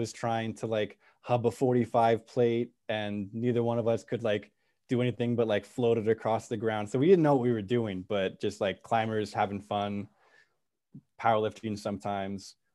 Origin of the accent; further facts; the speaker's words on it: Santa Cruz, California, United States; moved away as an adult; also born or lived in East Coast, United States; I'm from Santa Cruz. My, my folks live in Santa Cruz